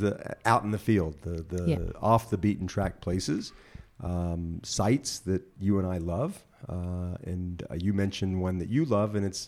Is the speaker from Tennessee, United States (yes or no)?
yes; Memphis, Tennessee, United States; also born or lived in Jerusalem; And of course I was there from Memphis and Jerusalem.